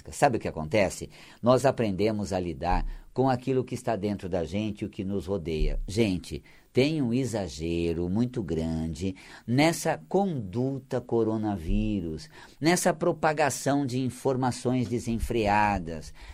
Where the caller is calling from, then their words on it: São Paulo, Brazil; Sou da Vila Guilherme.